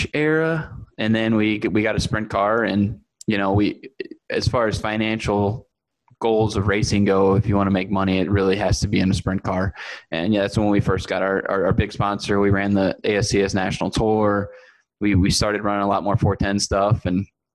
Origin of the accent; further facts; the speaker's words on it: St. Louis, Missouri, United States; also born or lived in Sunset Hills, Missouri; So I'm from St. Louis, Missouri, always hailed from Sunset Hills, Missouri